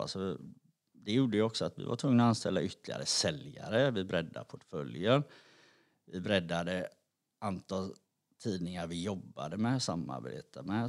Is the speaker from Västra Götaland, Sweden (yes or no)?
yes; Gothenburg, Västra Götaland, Sweden; jag är uppvuxen i Backa på Hisingen